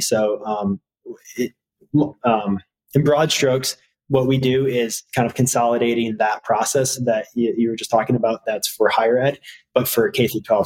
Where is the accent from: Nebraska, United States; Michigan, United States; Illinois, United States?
Michigan, United States; Harbor Springs; I grew up in Harbor Springs